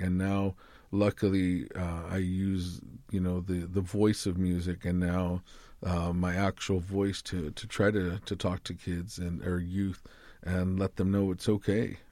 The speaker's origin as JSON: {"language": "English", "town": "Tucson", "region": "Arizona", "country": "United States", "said": "I'm from the Boscoyaki tribe here in Tucson, Arizona"}